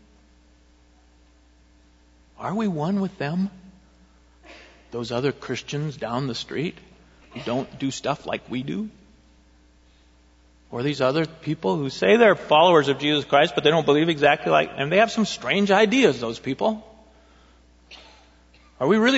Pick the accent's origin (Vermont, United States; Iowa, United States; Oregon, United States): Oregon, United States; Eugene; also born or lived in Springfield, Oregon; I grew up in Eugene when I was young